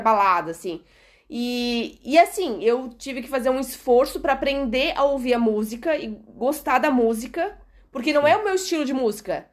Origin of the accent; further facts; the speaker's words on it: Brazil; moved away as an adult; now in Portugal; nós, que somos brasileiros